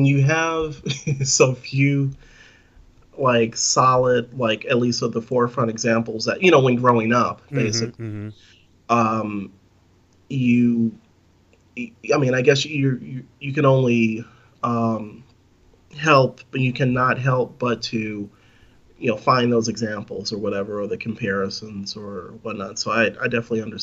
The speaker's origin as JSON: {"language": "English", "region": "California", "country": "United States", "tie": "born or raised there", "said": "growing up in California"}